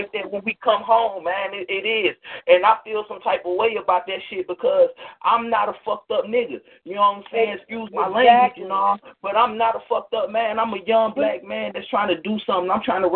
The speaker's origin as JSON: {"language": "English", "town": "Detroit", "region": "Michigan", "country": "United States", "moved": "yes", "lives_now": "Georgia, United States", "said": "I'm calling from Georgia. I'm from Detroit"}